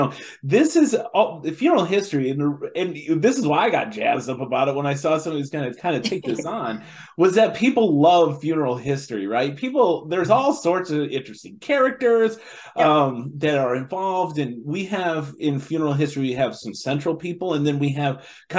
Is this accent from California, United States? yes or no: no; Chicago, Illinois, United States; I'm from Chicago, and also I'm terrible at pronouncing just regular English words that I grew up with.